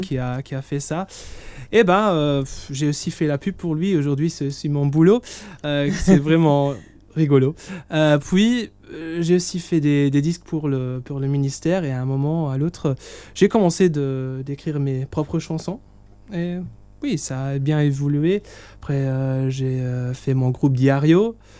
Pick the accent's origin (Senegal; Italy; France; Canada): Italy; moi je suis italien